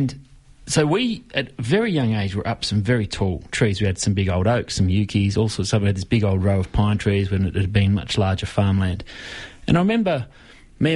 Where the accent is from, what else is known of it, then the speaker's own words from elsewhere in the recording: the Dandenongs, Victoria, Australia; I grew up in the Dandenongs, there was a lot of space out there